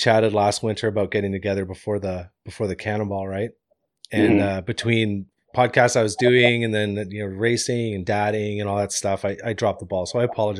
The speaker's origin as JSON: {"language": "English", "town": "Deep River", "region": "Ontario", "country": "Canada", "tie": "born or raised there", "moved": "as an adult", "said": "When I grew up in Deep River, Ontario."}